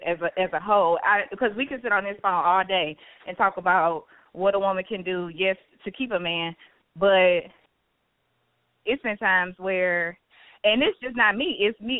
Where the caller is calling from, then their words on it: St. Louis, Missouri, United States; I'm calling from St. Louis.